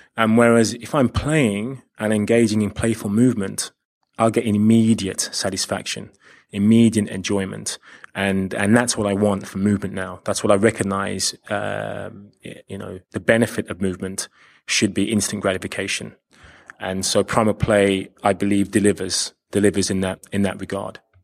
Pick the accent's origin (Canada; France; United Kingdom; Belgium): United Kingdom; London; also born or lived in Australia; I do hail from, from London. I'm, I am from the U K